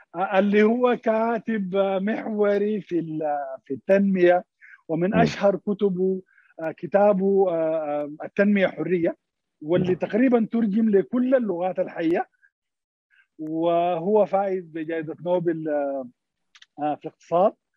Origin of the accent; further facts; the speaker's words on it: Sudan; عندنا في السودان